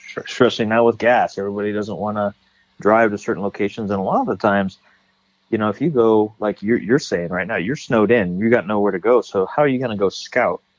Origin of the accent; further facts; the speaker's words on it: California, United States; I growing up in California, I was a bow hunter